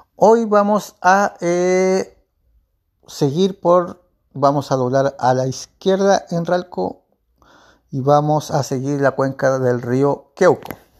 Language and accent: Spanish; Chile; en mi país, Chile